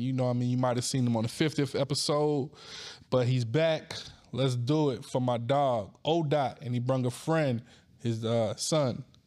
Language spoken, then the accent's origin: English; Wagram, North Carolina, United States; also born or lived in New York City; I was born in New York City, but I was raised in a little ass town called Wagram, North Carolina.